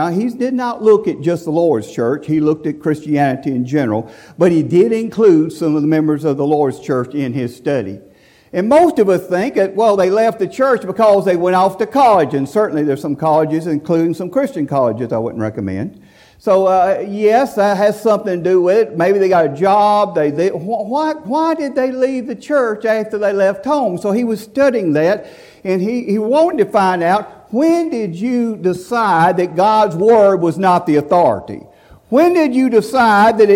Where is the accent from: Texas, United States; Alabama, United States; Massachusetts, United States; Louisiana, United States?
Alabama, United States; Sylacauga; my hometown, Holland, to the suburb of Sylacauga, Alabama